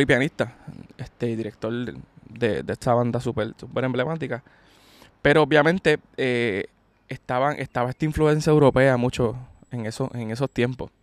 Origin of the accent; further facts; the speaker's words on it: Puerto Rico; como puertorriqueños